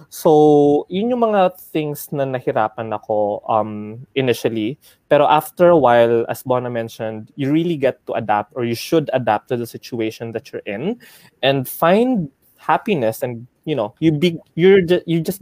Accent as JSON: {"language": "Tagalog", "country": "Philippines", "tie": "born or raised there", "moved": "as an adult", "said": "nung bumagyo sa Pilipinas and then hometown ko yung na tamaan"}